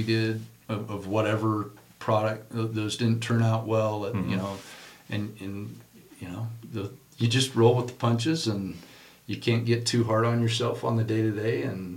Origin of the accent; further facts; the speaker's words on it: Murray, Utah, United States; I grew up in Murry, Utah